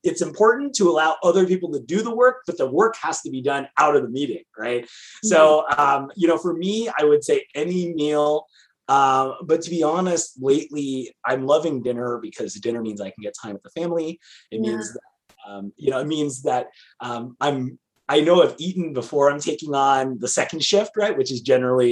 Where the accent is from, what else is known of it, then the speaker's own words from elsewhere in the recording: California, United States; as a Californian